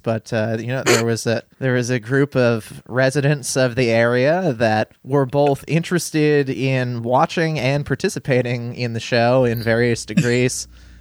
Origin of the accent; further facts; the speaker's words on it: New Hampshire, United States; moved away as an adult; also born or lived in Massachusetts / Florida; now in Cincinnati, United States; I grew up in New Hampshire, and then I went to college in Massachusetts